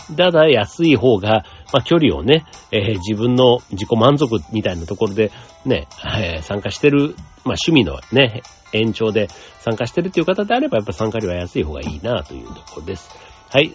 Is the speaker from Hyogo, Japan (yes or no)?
no; Osaka, Japan; moved away; 自分の実家、ね、地元の大会